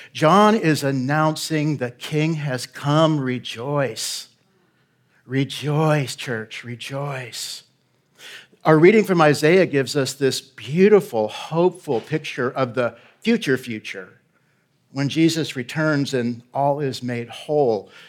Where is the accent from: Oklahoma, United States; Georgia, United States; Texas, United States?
Texas, United States; Galveston; moved away as an adult; also born or lived in Houston; now in Middle East; We're both from Houston's home, um, and, and Galveston, sorry, Galveston, Houston. Uh, born on the island